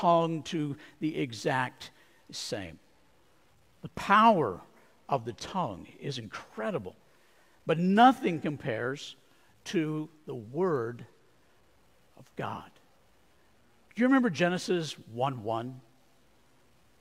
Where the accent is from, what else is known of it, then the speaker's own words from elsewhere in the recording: Arizona, United States; I grew up in Arizona